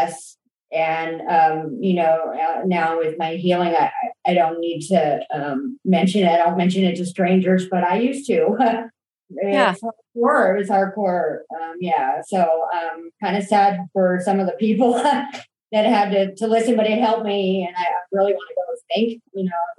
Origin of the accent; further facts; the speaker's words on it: Escondido, California, United States; I was born in Escondido, California